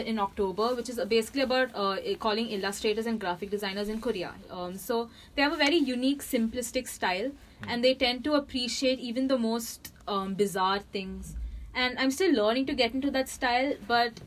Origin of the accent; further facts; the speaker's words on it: the South, South India, India; I come from the South